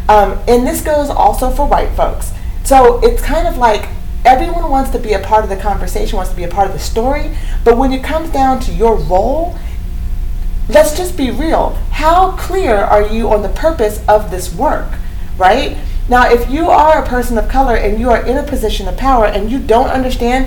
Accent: Eugene, Oregon, United States; also born or lived in Cottage Grove, Oregon; growing up in Eugene and living in Cottage Grove, Oregon

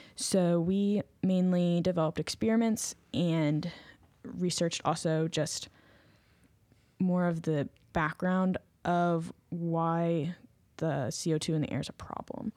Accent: Maryland, United States; I'm majoring in chemistry, and I'm also from Maryland

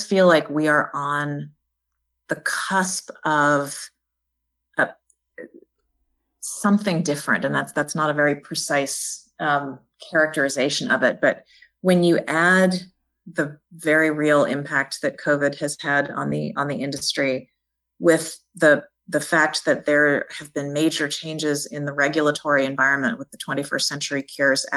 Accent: Jackson, Mississippi, United States; also born or lived in Washington, D.C. / New Haven, Connecticut; now in Birmingham, United States; I grew up in Jackson, Mississippi

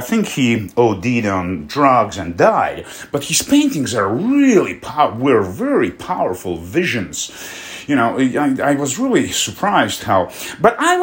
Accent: Russia; moved away; also born or lived in Poland; my hometown, which is like 2,000 miles, you know, away from Moscow

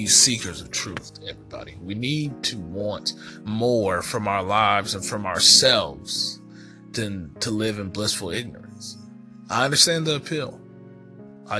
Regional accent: United States; as an American citizen

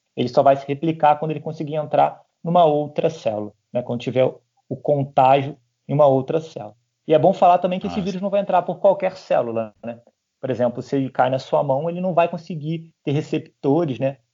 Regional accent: Petrópolis, Rio de Janeiro, Brazil; minha cidade, eu sou de Petrópolis

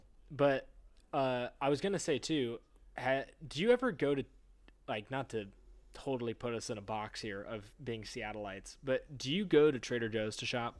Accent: Romania; And I like sausage, and I'm from Romania, so I'm going to call myself the Sausage King.

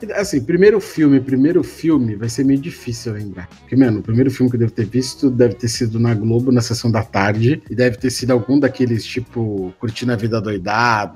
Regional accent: Brazil; eu sou brasileiro

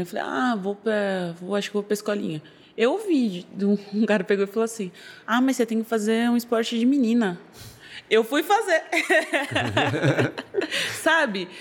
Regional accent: São Paulo, Brazil; Eu sou daqui de São Paulo mesmo, sou da Zona Norte de São Paulo

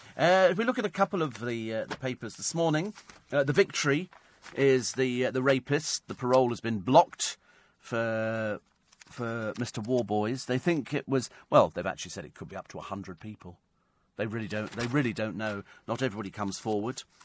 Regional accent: United Kingdom; I'm British.

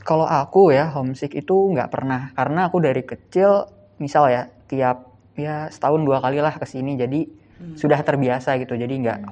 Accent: Bogor, West Java, Indonesia; moved away as an adult; now in Yogyakarta, Indonesia; aku dari Jawa Barat ya, Bogor

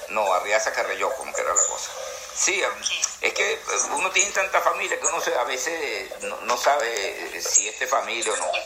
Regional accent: Ciudad Bolívar, Bolívar, Venezuela; now in Puerto La Cruz, Venezuela; nosotros somos de Ciudad Bolívar, Caracas, que todos, mis hermanos nacieron allá y, y, después nos vinimos a Puerto La Cruz.

